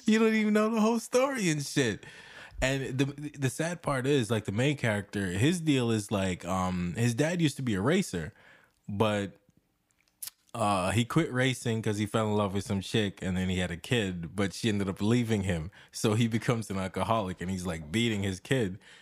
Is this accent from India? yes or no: no; Jamaica; the whole time when I was growing up in Jamaica